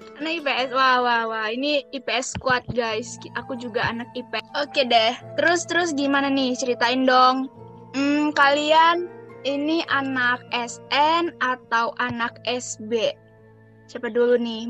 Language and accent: Indonesian; Bengkulu, Indonesia; Aku dari Bengkulu nih. Eh, ya, aku dari Bengkulu dan sekarang aku masih di Bengkulu